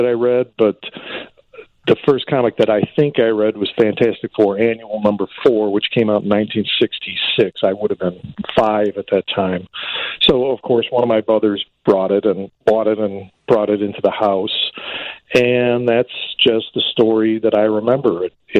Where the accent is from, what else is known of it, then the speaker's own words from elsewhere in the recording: Chicago, Illinois, United States; I grew up in the Austin district around North Avenue and Laramie